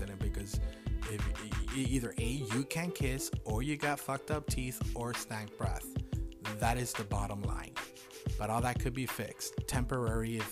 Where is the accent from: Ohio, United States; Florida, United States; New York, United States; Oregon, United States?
Florida, United States; Miami; I'm from Miami